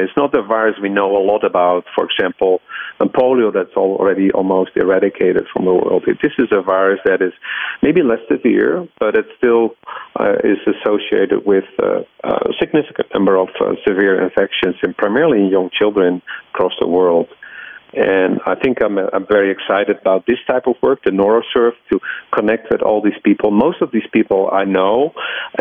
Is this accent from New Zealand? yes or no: no; Netherlands; moved away as an adult; now in United States; I grew up in the Netherlands